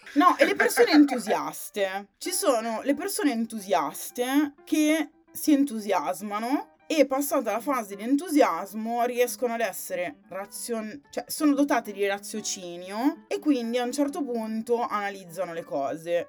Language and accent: Italian; Sondrio, Lombardy, Italy; now in Milan, Italy; Non sono molto felice di essere nata a Sondrio, però sono nata lì